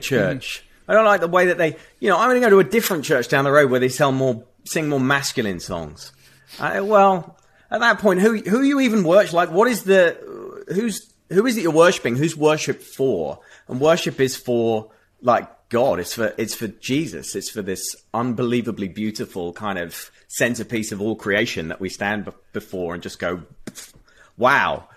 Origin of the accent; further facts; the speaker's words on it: United Kingdom; having grown up in a context and a culture where, um, uh, that, you know, we just don't have guns over here